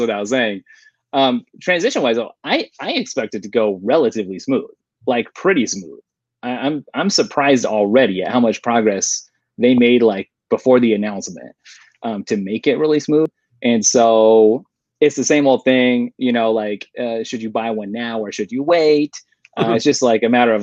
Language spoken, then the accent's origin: English; Colorado, United States; now in Midwest, United States; I grew up in Colorado